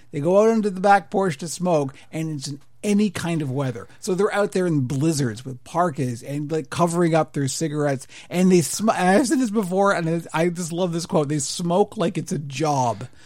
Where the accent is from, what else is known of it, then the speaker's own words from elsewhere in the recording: Canada; an older Canadian who doesn't really do the patriotism thing